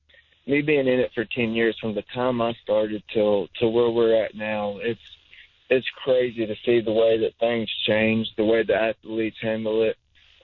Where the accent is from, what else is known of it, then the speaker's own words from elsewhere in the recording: North Carolina, United States; I grew up in North Carolina pretty much ever since I graduated high school, and there was a lot of bull riders at that point in time.